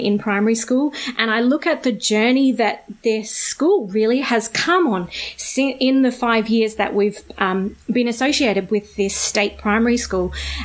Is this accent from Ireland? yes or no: no; Australia; I was born in Australia. I am a settler here. All of my great-great-grandparents were also born in somewhere in Australia, and so I have a long, long history of growing up in Australia